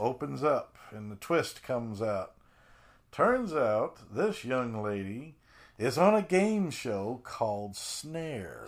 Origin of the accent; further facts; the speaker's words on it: Colorado, United States; I grew up in Colorado